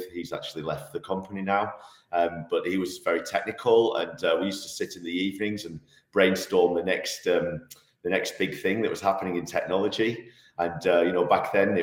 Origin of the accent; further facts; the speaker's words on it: Manchester, North West England, United Kingdom; moved away as an adult; now in Switzerland; I'm actually from Manchester originally. I moved to Switzerland in 2002